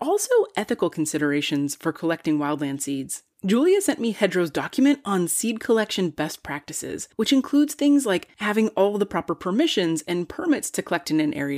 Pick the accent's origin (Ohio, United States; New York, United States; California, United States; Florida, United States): California, United States; near Monticello Dam, Napa; I grew up near Monticello Dam? Well, when I was 7, my family moved to my great-grandpa's property on Monticello Road